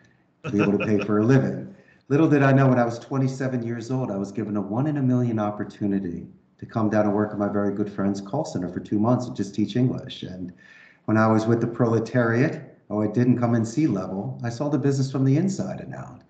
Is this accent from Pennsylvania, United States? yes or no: yes; Philadelphia, Pennsylvania, United States; accent: Philly; moved away as an adult; also born or lived in Arizona; now in Costa Rica; growing up in Northeast Philadelphia